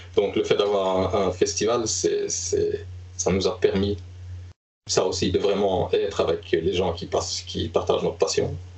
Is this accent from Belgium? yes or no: yes; Liège, Wallonia, Belgium; moved away as an adult; now in Stockholm, Sweden; donc, je suis liégeois, euh, avant d'être devenu stockholmois.